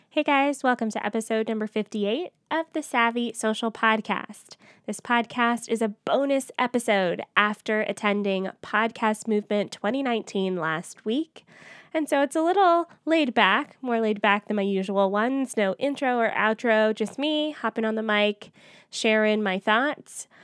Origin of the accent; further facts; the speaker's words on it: Atlanta, Georgia, United States; moved away; it's in my hometown